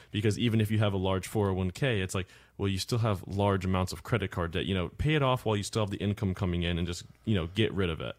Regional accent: Cape Coral, Florida, United States; I'm from Cape Coral, Florida

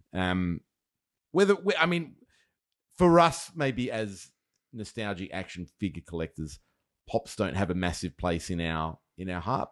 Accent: Australia; being Australian

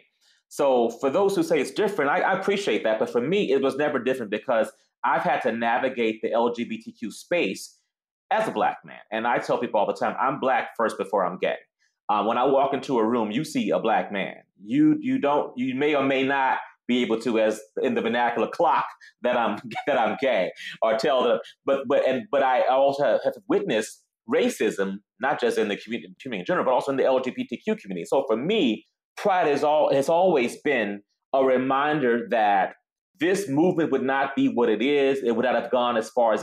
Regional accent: Baton Rouge, Louisiana, United States; now in Chicago, United States; I was born and raised in Louisiana, in the South, in Baton Rouge.

